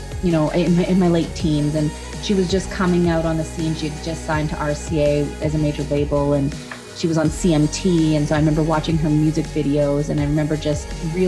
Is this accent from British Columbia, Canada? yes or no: no; Dauphin, Manitoba, Canada; I love playing my hometown of Dauphin